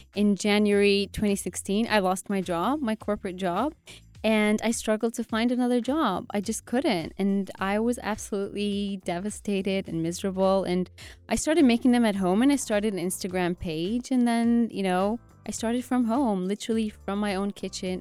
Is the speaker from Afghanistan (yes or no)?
yes; Afghanistan; I'm from Afghanistan